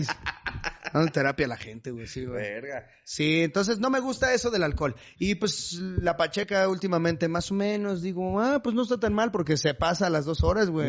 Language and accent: Spanish; Chimalhuacán, State of Mexico, Mexico; moved away; enamorado de Chimalhuacán